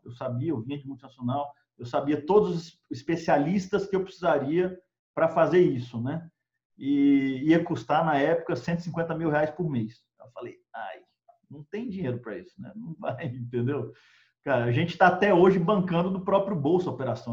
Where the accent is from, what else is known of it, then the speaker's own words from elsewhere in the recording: Brasília, Federal District, Brazil; moved away as an adult; also born or lived in Texas / Colorado; eu sou de Brasília originalmente